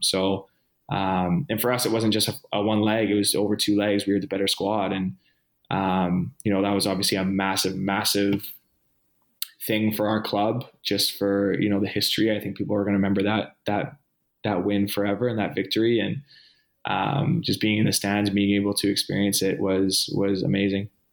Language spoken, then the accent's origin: English; Vancouver, British Columbia, Canada; born or raised there; moved away